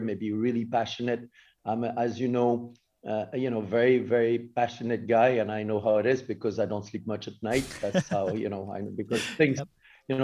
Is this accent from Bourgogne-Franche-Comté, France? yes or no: yes; South Burgundy, Bourgogne-Franche-Comté, France; English is a second language; moved away; I grew up in South Burgundy